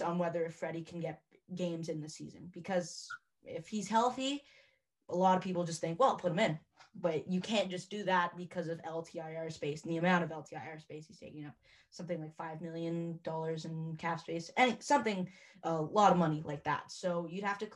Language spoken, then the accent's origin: English; Ottawa, Ontario, Canada; I'm from Ottawa